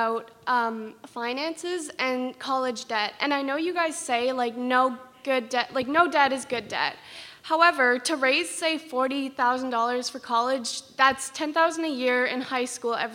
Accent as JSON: {"language": "English", "town": "Metcalfe", "region": "Ontario", "country": "Canada", "said": "I'm from Metcalf. It's like just outside of Ottawa"}